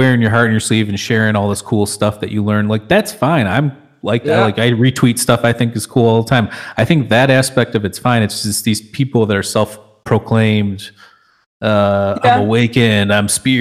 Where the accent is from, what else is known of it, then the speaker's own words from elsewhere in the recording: Michigan, United States; we're from Michigan